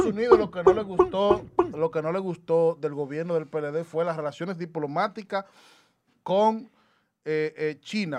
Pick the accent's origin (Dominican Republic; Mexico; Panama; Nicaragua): Dominican Republic; te lo digo como dominicano.